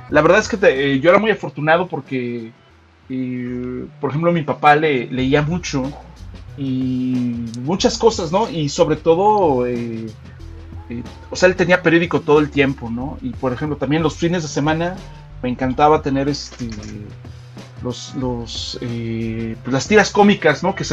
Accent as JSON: {"language": "Spanish", "region": "Mexico City", "country": "Mexico", "tie": "born or raised there", "lives_now": "State of Mexico, Mexico", "said": "Y sí, sí, soy de la Ciudad de México. Eh, ahí nací, aunque ahorita radico en el en el, todavía más glorioso estado de México."}